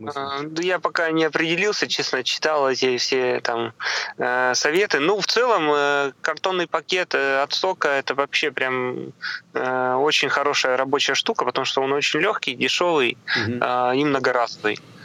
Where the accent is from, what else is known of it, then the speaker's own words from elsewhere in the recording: Komi Republic, Russia; now in Saint Petersburg, Russia; к себе на малую родину, в республику Коми